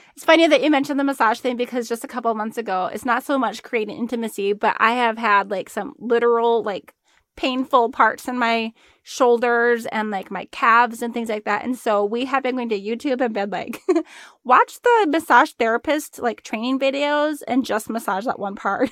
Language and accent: English; Arizona, United States; we're both from Arizona